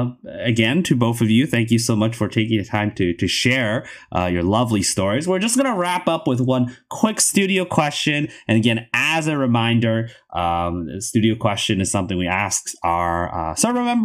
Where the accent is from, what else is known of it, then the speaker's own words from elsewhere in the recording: Canada; as a Canadian